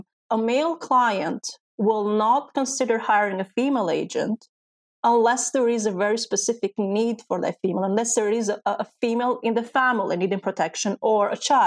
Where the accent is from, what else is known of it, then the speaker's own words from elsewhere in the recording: Greece; also born or lived in Albania; And I was Albanian, but I was raised in Greece, so I didn't have the Greek citizenship